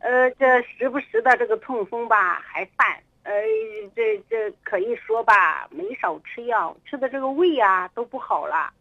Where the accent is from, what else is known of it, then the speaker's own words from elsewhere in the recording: Kaifeng, Henan, China; 我是开封的